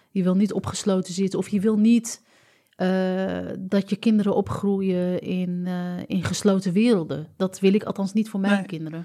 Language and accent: Dutch; Amsterdam, North Holland, Netherlands; ons als Amsterdammers